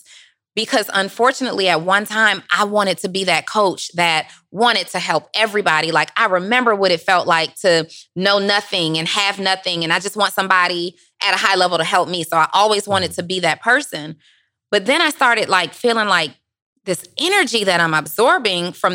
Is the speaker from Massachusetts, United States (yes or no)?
no; College Park, Georgia, United States; also born or lived in New Orleans, Louisiana; I'm from New Orleans and raised in College Park, Georgia